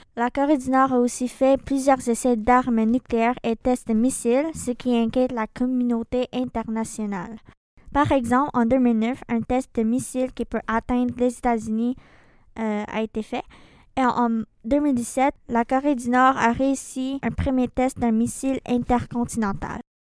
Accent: Philippines; moved away; des Philippines, mon pays d'origine.

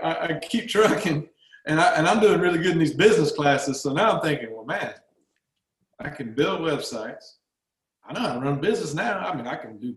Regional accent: Georgia, United States; accent: Southern

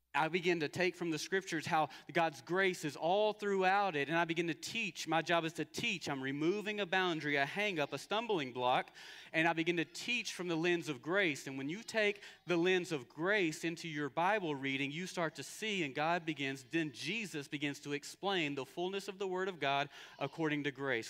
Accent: United States; American Christians

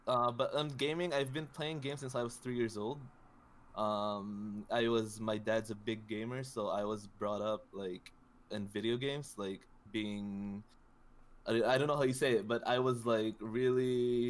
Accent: Philippines; Yeah, I'm Filipino.

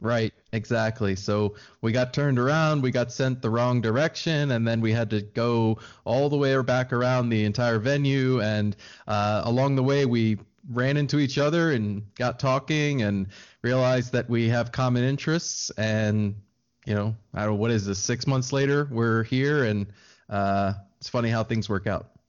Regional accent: Maryland, United States; I am from Maryland on the East Coast of the U S, uh, right between Washington, D C, and Baltimore is where I was born and raised

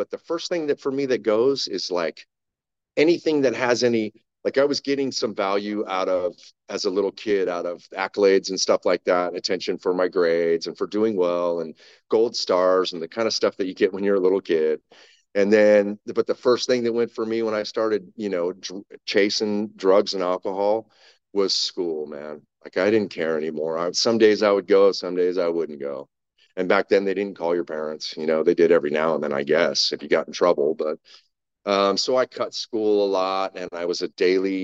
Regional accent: Huntington Beach, California, United States; also born or lived in Sacramento, California; in 1979, I moved from Huntington Beach, California to Sacramento.

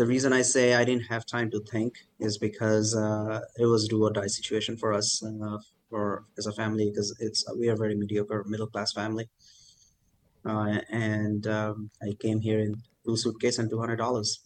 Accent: Kolkata, West Bengal, India; now in Michigan, United States; So India has four metro cities, and I grew up in Calcutta.

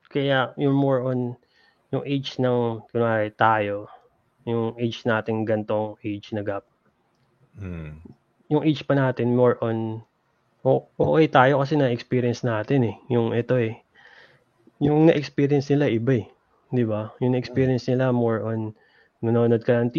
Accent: Los Angeles, California, United States; born there; Parang born kami dito sa LA.

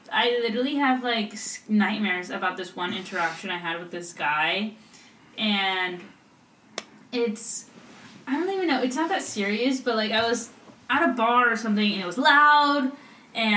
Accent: Imperial Valley, California, United States; my hometown. Imperial Valley.

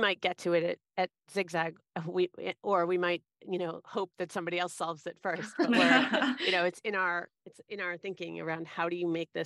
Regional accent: suburban Boston, Massachusetts, United States; moved away as an adult; I was kind of a small town girl from suburban Boston in the States

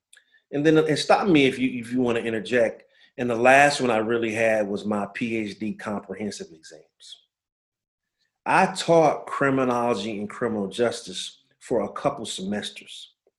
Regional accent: New Orleans, Louisiana, United States; As you alluded to … I'm from New Orleans, Louisiana. Son of a person who was in the military for 23 years. So we moved around a lot growing up.

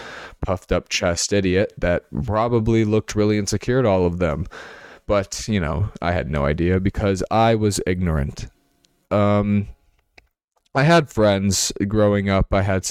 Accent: Minnesota, United States; also born or lived in New York City; I was born in New York City. I was adopted into a family that lived in Minnesota

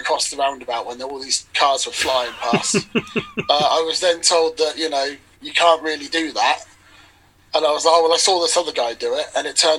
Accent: Poole, South West England, United Kingdom; also born or lived in Oxford; I'm based in Bournemouth, well, Poole in Dorset. Mm-hmm. I've been living here for probably about 25 years of my life.

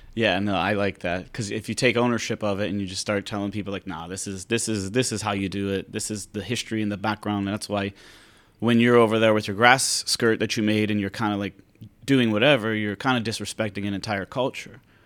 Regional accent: Pittsburgh, Pennsylvania, United States; now in Hawaii, United States; I'm from Pennsylvania, Pittsburgh

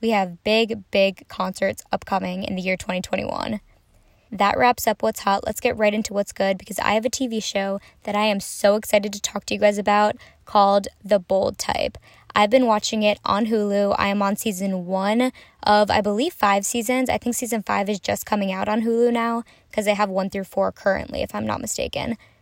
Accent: Minnesota, United States; I'm from Minnesota

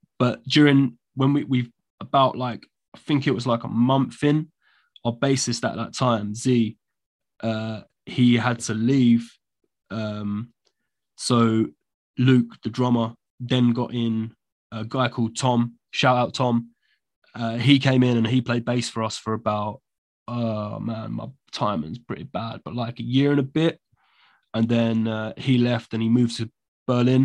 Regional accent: London, United Kingdom; I'm from London

